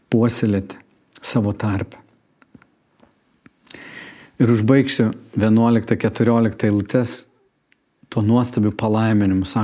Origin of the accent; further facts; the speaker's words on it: Lithuania; Mes visų pirma esam dangaus piliečiai, tik po to esam lietuviai